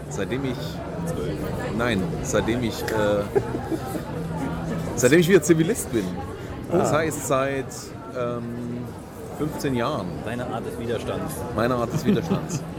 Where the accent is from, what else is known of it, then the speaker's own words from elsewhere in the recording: Germany; ich komme aus der DDR.